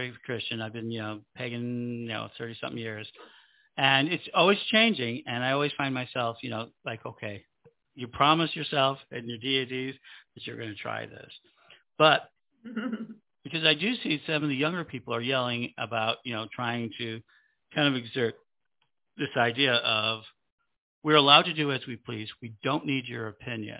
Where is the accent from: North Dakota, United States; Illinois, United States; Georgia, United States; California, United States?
Illinois, United States; Chicago; I'm from Chicago, so I was very fortunate that we had a lot of culture